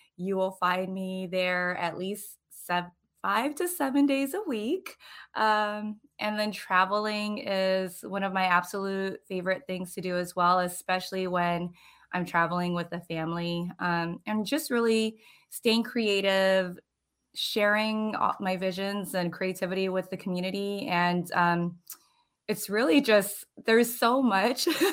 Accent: Hawaii, United States; moved away as an adult; also born or lived in Florida; now in New Port Richey, United States; I am originally from Hawaii

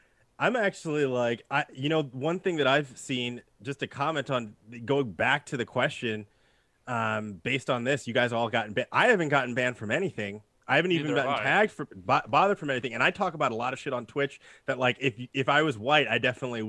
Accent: New Jersey, United States; you know, I'm from New Jersey, right?

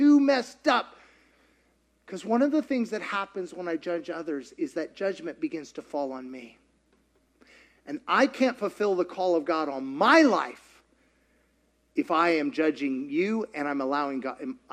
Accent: Kentucky, United States; I grew up in Kentucky

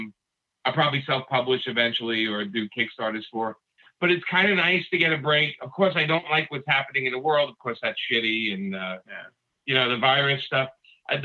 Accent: New York City, New York, United States; I was born and raised in Brooklyn

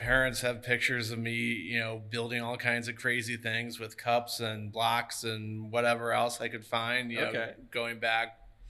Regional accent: Lakewood, Ohio, United States; moved away as an adult; also born or lived in Cincinnati, Ohio / Cleveland, Ohio; now in Grand Island, United States; So I'm originally from Ohio. I actually, little ways from here. I actually grew up right outside of Cleveland, a little town called Lakewood, which is the first town to the west of Cleveland.

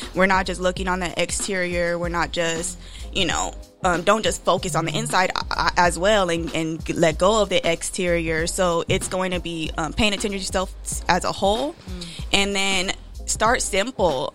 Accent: Rialto, California, United States; moved away as an adult; now in Bay Area, United States; I was born and raised in the IE. I'm from Rialto, California.

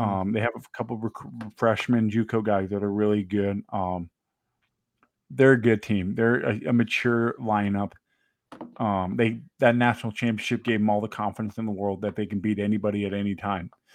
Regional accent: Georgia, United States; I grew up in Georgia

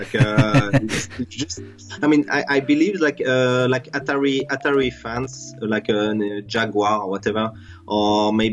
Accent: France; also born or lived in Singapore; I'm from France. Yeah, I'm French

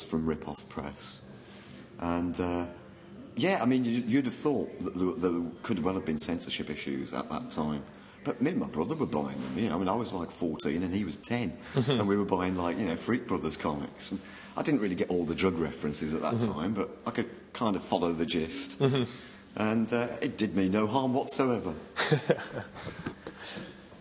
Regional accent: near Birmingham, West Midlands, United Kingdom; I grew up near Birmingham

